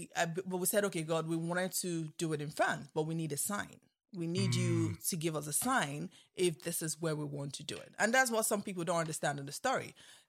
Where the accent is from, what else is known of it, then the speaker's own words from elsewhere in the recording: Calabar, Cross River, Nigeria; you know, my lovely pastor I grew up with in Calabar, where I went to school.